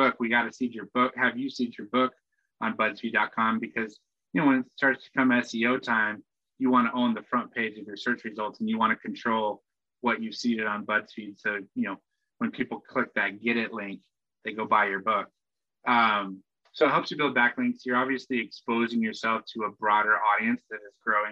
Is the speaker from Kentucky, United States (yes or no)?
no; Spokane, Washington, United States; now in New York, United States; I grew up in Spokane